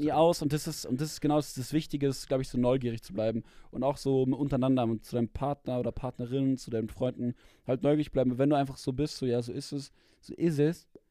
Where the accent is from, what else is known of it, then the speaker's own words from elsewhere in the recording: Germany; ich war dann trotzdem immer der Deutsche, so mit so zwei anderen war ich denn, war ich dann der Deutsche in der Klasse